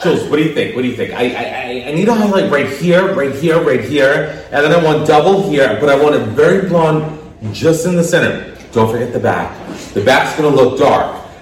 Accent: New York City, New York, United States; I grew up in Brooklyn, so the local hairdresser was the barber.

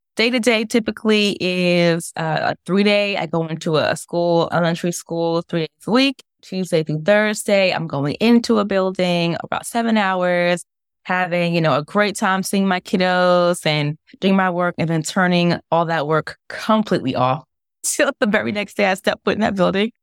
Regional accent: New York City, New York, United States; I'm from New York, grew up in Brooklyn and Staten Island

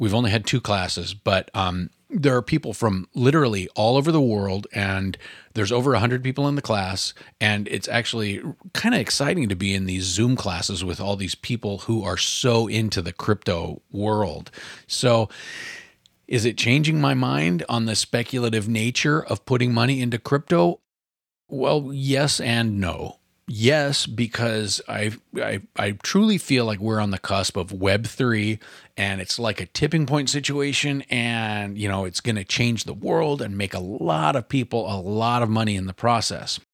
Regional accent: Oregon, United States; my home state of Oregon

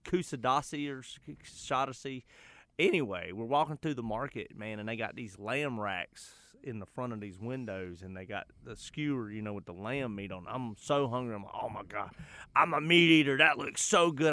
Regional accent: Charlotte, North Carolina, United States; I'm from the West Side.

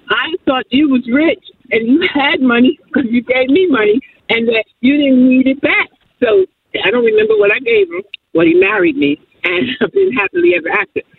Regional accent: New Jersey, United States; now in Georgia, United States; I'm from New Jersey, but I live in Georgia.

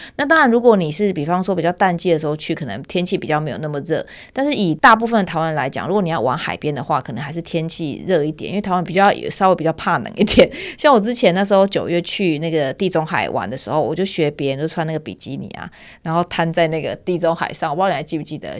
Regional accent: Turkey; Chinese is a second language; 也是宣传一下土耳其，我的家乡。

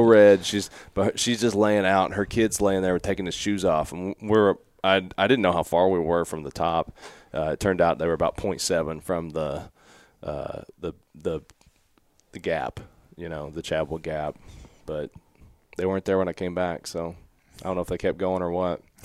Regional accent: Evarts, Kentucky, United States; I knew where I'm from in Everts

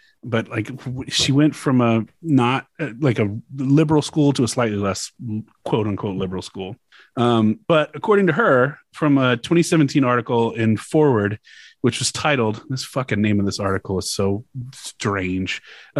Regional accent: Louisiana, United States; my home state, Louisiana

